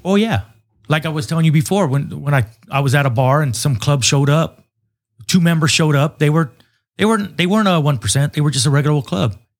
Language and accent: English; United States; I grew up in Nassau City, so I've been around the Mexican culture for quite a bit